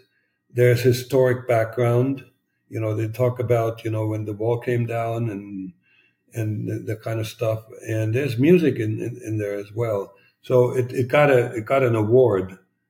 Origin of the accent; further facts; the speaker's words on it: East Germany, Germany; And I had no clue that this was going on while growing up in East Germany because I lived in a bubble.